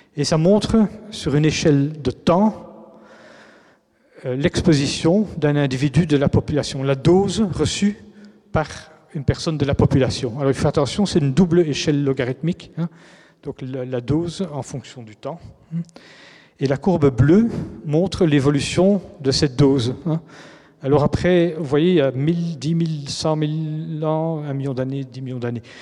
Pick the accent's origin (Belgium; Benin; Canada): Belgium; en tant que Belge